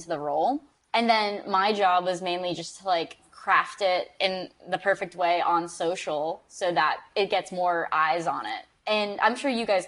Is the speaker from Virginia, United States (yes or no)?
no; Florida, United States; I grew up in Florida and I went to the University of Central Florida for undergrad